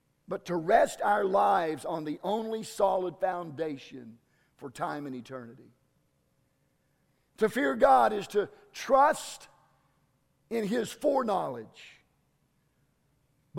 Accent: Southwest Kansas, United States; I'm from Southwest Kansas

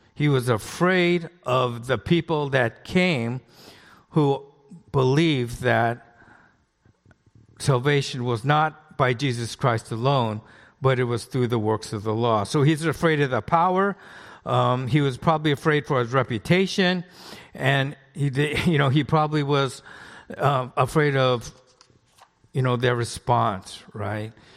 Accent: Los Angeles, California, United States; I grew up in the Los Feliz area

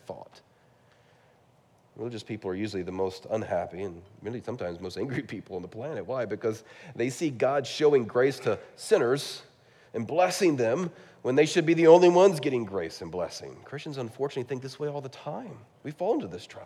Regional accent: California, United States; I'm from California

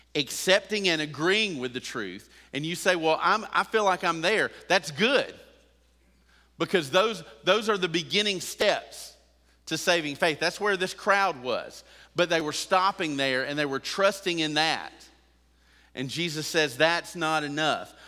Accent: United States

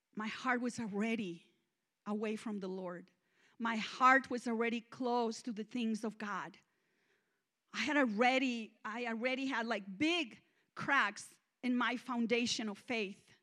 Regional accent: Mexico; English is a second language; moved away as an adult; now in United States; I'm Mexican

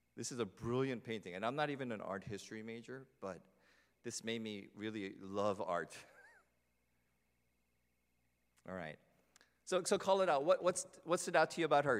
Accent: New Jersey, United States; growing up in New Jersey

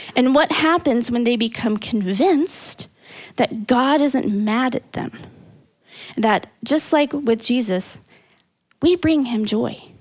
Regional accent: Indiana, Missouri, Midwest, United States; We moved from Indiana to Missouri. So, am I a Midwesterner through and through? Yes, I am.

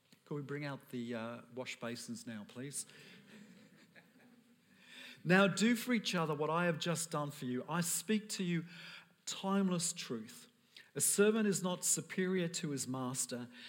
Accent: United Kingdom; I'm British

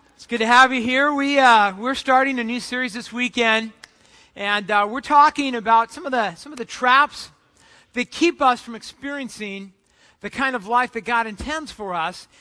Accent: Southern California, United States; I grew up in Southern California, just about you know 20 minutes from uh, the beach

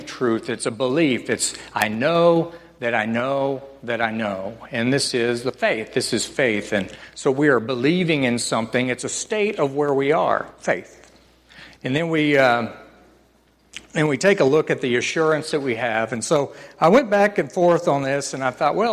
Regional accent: northern Oklahoma, United States; So I grew up in Oklahoma, northern Oklahoma, and they called it Tornado Alley.

